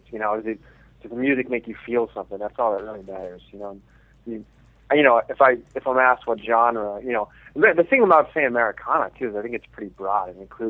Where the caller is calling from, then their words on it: Los Angeles, California, United States; Calling from Los Angeles.